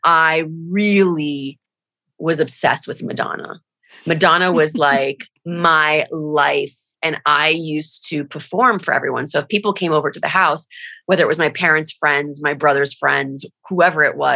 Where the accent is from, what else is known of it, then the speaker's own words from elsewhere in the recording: Miami Beach, Florida, United States; moved away as an adult; also born or lived in Los Angeles; I was born in Miami, Florida, or Miami Beach, Florida, the exact location